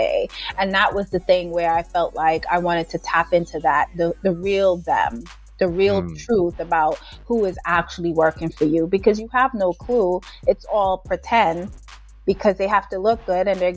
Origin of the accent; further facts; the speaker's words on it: New York City, New York, United States; also born or lived in Jamaica; I am a little girl that was actually born and raised in Jamaica for part of her younger years. Then my mom moved me here to Brooklyn. I was raised in Brooklyn